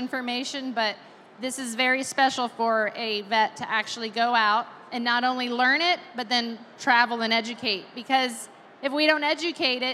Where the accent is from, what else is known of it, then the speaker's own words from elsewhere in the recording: Florida, United States; I'm from Florida